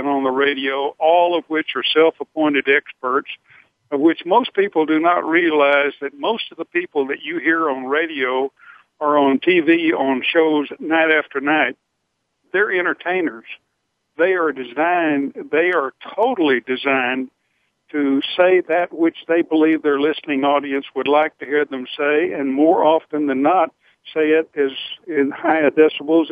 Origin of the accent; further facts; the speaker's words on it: Eriksdal, Texas, United States; I was raised in Eriksdal, Texas